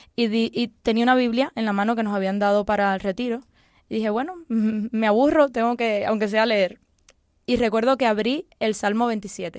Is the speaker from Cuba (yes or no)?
yes; Cuba; now in Spain; Yo nací en Cuba